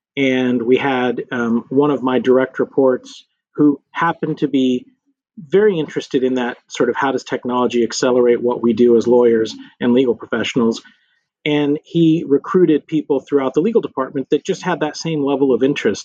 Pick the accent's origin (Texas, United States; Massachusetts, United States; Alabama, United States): Texas, United States; Lubbock; moved away as an adult; also born or lived in Washington, D.C. / New York / Houston; I grew up in Lubbock, Texas, um, small West Texas town